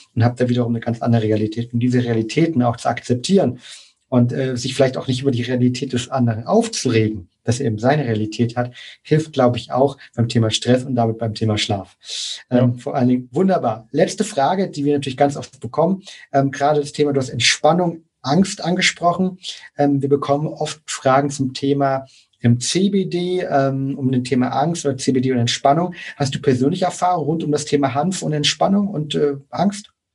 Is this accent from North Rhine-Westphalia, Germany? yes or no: no; near Leipzig, Saxony, Germany; ich komme aus der Nähe von Leipzig, komme aus, aus Deutschland generell